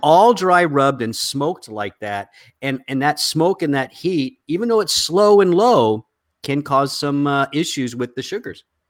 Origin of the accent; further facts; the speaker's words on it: the South, United States; you and I come from the South